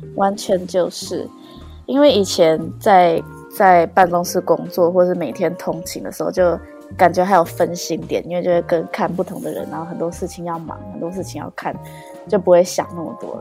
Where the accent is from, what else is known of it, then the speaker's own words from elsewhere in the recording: Taiwan; moved away as an adult; now in Toronto, Canada; 我在加拿大，就觉得自己很亚洲人，但是回台湾又觉得自己很， 很欧美